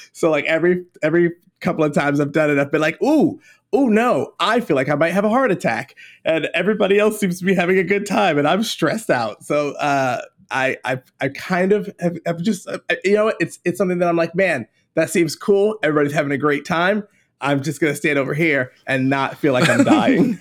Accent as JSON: {"language": "English", "town": "Baltimore", "region": "Maryland", "country": "United States", "moved": "yes", "lives_now": "Charleston, United States", "said": "I'm from Baltimore originally"}